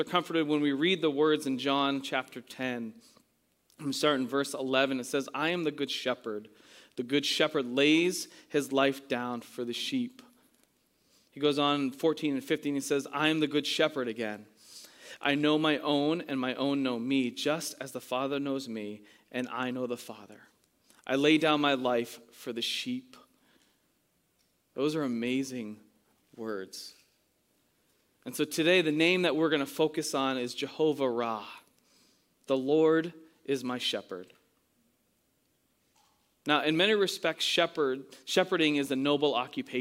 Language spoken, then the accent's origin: English; New England, United States; moved away; I'm from New England